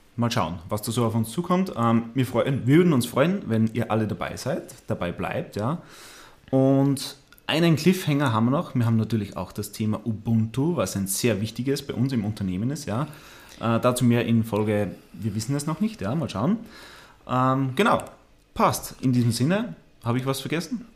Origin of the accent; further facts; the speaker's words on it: Austria; moved away as an adult; also born or lived in Landshut, Germany; now in Munich, Germany; habe mich dann aber in meine Heimat wieder abgesetzt, ja, nach Österreich